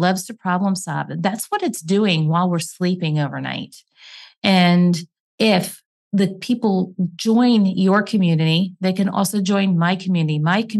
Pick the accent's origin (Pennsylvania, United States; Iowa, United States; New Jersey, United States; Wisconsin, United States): Pennsylvania, United States; Hamburg; I am from Hamburg, Pennsylvania.